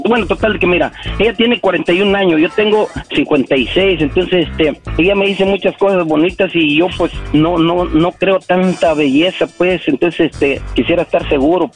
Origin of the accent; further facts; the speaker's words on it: Guerrero, Mexico; now in United States; en mi pueblo, porque ella estaba allá en Guerrero y yo también